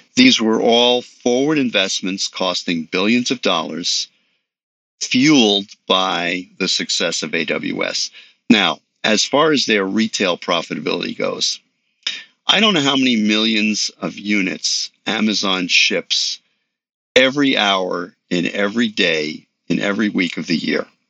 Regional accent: New York City, New York, United States; I grew up in New York City.

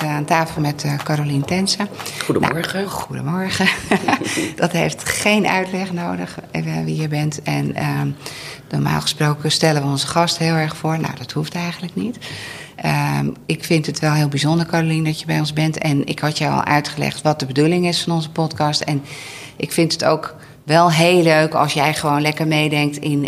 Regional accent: Veluwe, Gelderland, Netherlands; moved away; in de omgeving waar ik zelf ook vandaan kom. Oh. Eh, de Veluwe.

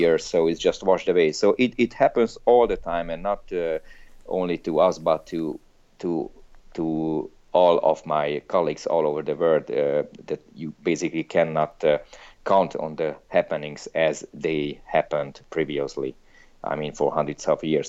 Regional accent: Hungary; moved away; I'm from Hungary, I'm Hungarian, I don't live there anymore

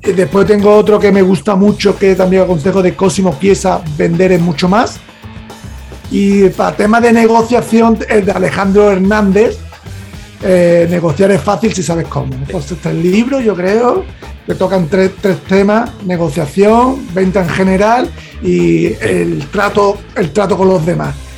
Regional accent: Andalusia, Spain; yo como soy andaluz

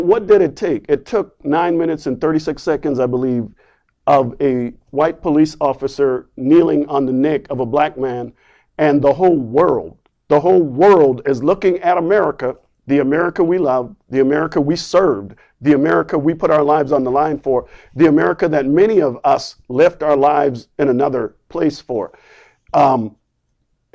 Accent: near North Charleston, South Carolina, United States; moved away; North Charleston, South Carolina, which is just literally across the street from my hometown

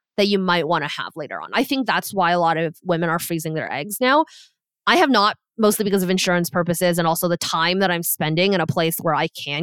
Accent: Canada; So we're both Canadian

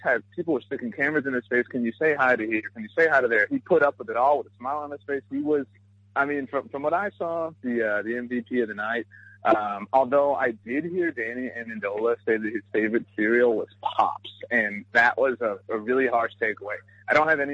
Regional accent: Texas, United States; my home state of Texas

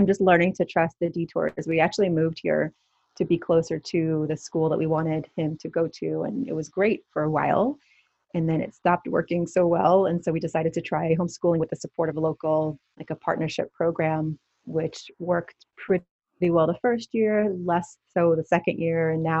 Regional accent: Brooklyn, New York, United States; accent: New York; You'll hear my New York accent come out. And I worked in the city and I went to school in Long Island. And so I'm definitely an East Coast girl

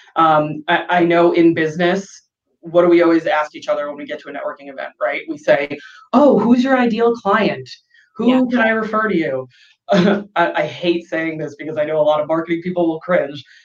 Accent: New York, United States; moved away as an adult; now in San Diego, United States; I grew up in New York, and in the summer it gets humid

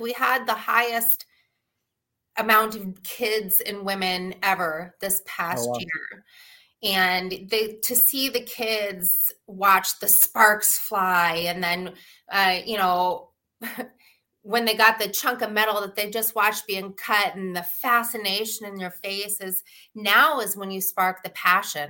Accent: Alaska, United States; moved away as an adult; also born or lived in Seattle; now in Michigan, United States; Growing up in Alaska, my grandfather was a doctor there in a very small town

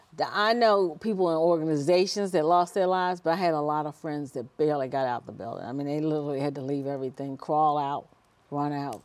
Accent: Washington, District of Columbia, United States; also born or lived in Heidelberg, Germany; grew up in the Washington, D C area, uh, went to school there, graduated from high school

